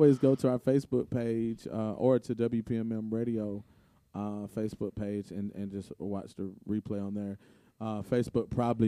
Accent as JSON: {"language": "English", "region": "Tennessee", "country": "United States", "said": "I'm from Tennessee"}